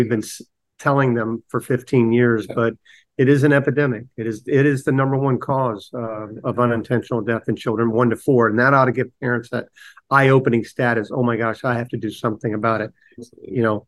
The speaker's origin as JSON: {"language": "English", "region": "Florida", "country": "United States", "tie": "born or raised there", "said": "I grew up in Florida, and the town I'm from is literally about 75% water."}